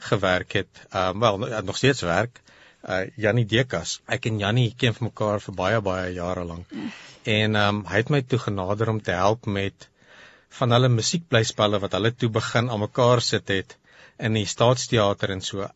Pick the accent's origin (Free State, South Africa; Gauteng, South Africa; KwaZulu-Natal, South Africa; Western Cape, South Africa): Gauteng, South Africa; Pretoria; hier in Pretoria gebore en getoe